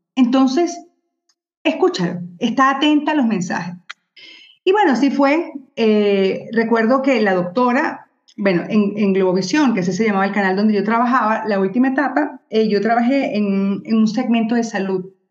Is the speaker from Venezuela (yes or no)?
yes; Venezuela; soy venezolana